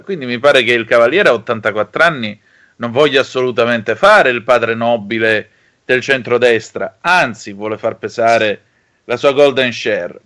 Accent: Vibo Valentia, Calabria, Italy; oggi c'è la Lega al mio paese, a Vibo Valencia

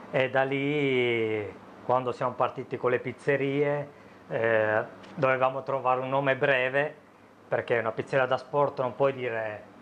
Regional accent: Sicily, Italy; No, io sono siciliano.

